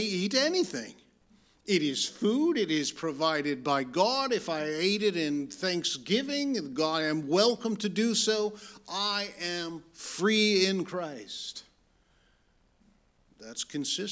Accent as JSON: {"language": "English", "town": "Lansing", "region": "Michigan", "country": "United States", "tie": "born or raised there", "also_born_or_lived": "Detroit, Michigan", "said": "I was born in Detroit and raised in Lansing"}